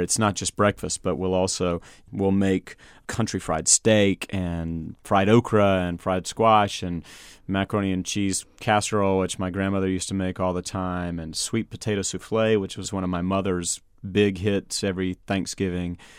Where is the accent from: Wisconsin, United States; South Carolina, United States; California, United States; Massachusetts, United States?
South Carolina, United States; Greenville; moved away as an adult; also born or lived in Rochester, New York / Portland, Maine / Winston-Salem, North Carolina; I grew up in the South, uh, in South Carolina